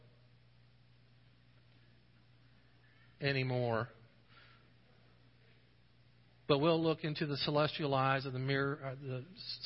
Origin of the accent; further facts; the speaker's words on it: United States; being an American.